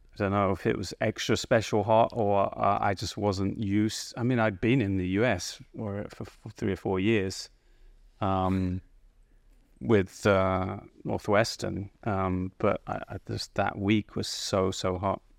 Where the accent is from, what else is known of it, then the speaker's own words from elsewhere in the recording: High Wycombe, South East England, United Kingdom; moved away as an adult; now in United States; I lived in a town called High Wycombe pretty much most of my early years, which is a, a town right between London and Oxford